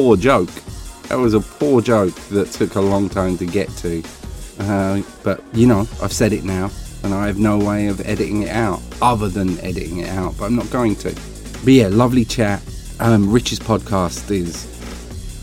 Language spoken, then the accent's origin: English; Essex, East of England, United Kingdom; accent: Essex; I come across far more Essex when I'm confronted by someone of a similar accent to me, and I was in Essex, so I think genetically my accent kicked up